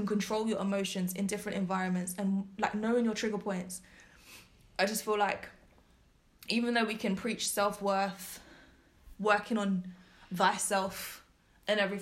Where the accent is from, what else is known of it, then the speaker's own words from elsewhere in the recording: London, United Kingdom; we are from London